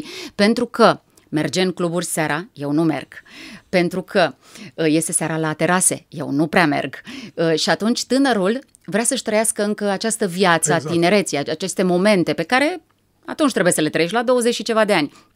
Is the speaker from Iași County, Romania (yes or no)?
no; Râmnicu Vâlcea, Vâlcea County, Romania; m-am născut la Râmnicu Vâlcea. Părinții mei uh, ne-au uh, oferit o copilărie mie și fratelui meu, Adrian, foarte frumoasă